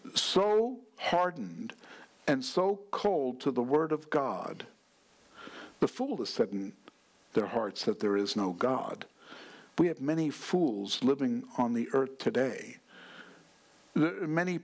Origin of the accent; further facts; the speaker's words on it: New York, United States; I'm from New York